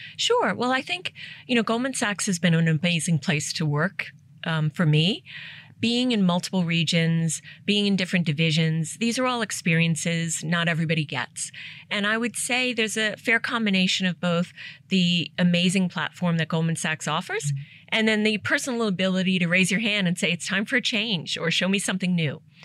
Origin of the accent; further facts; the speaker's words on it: New York City, New York, United States; first language English; moved away as an adult; also born or lived in Asia; I grew up in Staten Island because it was the only place they could rent a home or buy a home.